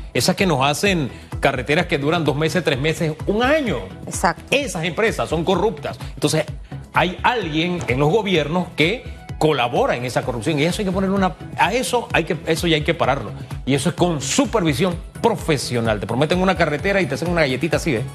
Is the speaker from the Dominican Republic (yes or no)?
no; Tierras Altas, Chiriquí, Panama; yo soy de Tierras Altas